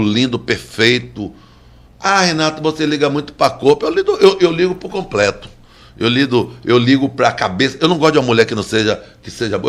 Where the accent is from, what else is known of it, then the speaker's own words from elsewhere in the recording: Baixa de Quintas, Bahia, Brazil; eu vim de Baixa de Quinta